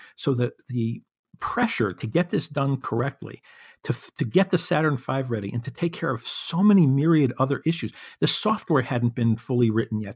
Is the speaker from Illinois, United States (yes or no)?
yes; Chicago, Illinois, United States; here in my hometown of Chicago